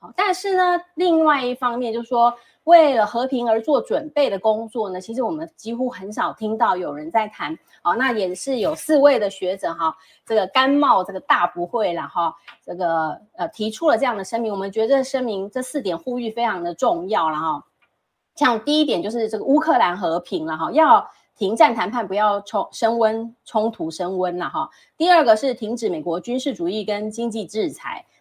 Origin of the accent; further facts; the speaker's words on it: Taiwan; 以我们台湾人的关注的角度啦